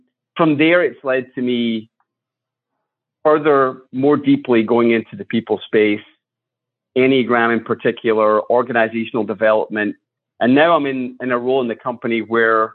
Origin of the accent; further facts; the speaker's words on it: Scotland, United Kingdom; moved away as an adult; now in United States; I was born in Scotland. I grew up there, went to school there.